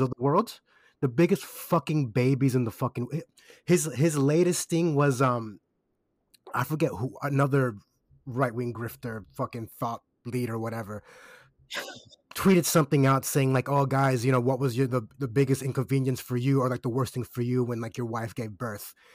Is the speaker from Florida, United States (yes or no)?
yes; Kissimmee, Florida, United States; now in Australia; I'm from Kissimmee. That's overwhelmingly Puerto Rican, very Caribbean, very West Indian.